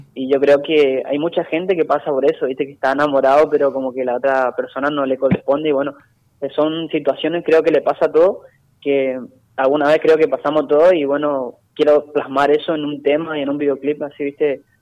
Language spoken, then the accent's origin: Spanish; Itatí, Corrientes, Argentina; mi pueblo